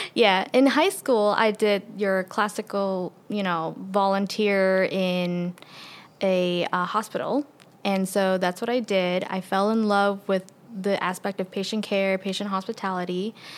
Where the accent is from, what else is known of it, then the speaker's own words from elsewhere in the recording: New York City, New York, United States; moved away as an adult; now in Conway, United States; I'm originally from, born and raised in Queens, New York City